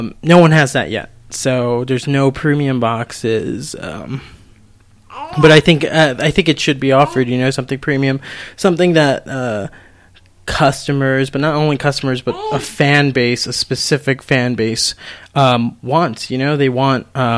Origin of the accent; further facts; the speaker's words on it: Colorado, United States; we're from Colorado, too